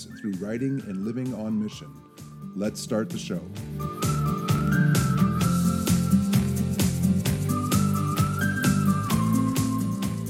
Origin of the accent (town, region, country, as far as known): United States